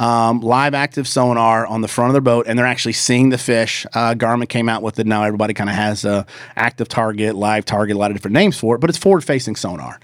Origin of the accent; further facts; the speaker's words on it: the South, United States; I grew up in The South